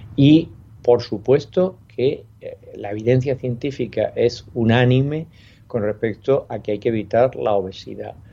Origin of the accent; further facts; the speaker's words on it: Spain; especialmente en nuestro país